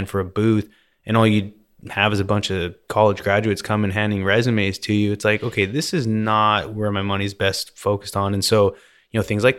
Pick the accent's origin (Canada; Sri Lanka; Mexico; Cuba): Canada; Vernon, British Columbia; I grew up in Vernon, BC, which is basically lake country, they call it.